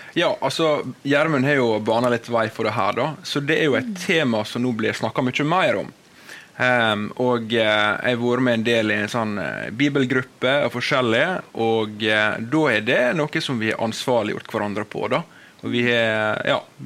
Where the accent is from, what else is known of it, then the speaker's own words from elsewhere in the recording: Volda, Møre og Romsdal, Norway; moved away as an adult; now in Bergen, Norway; er jeg fra Volda, på det vakre Sunnmøre. Nydelig. Og eh, jeg vokste opp